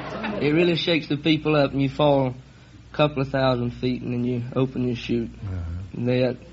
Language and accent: English; North Carolina, United States; but it's North Carolina to me.